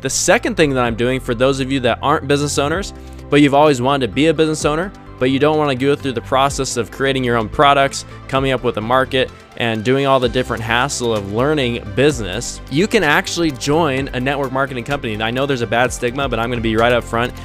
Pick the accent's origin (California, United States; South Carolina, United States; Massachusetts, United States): California, United States; Stockton; I grew up in California